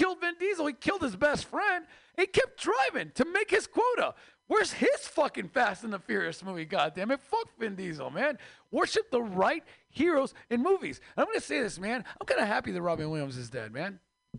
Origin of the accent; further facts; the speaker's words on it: Mexico; now in United States; I used to have three jobs, man. I am Mexican from Mexico, so we outwork all of you. Immigrants just outwork Americans.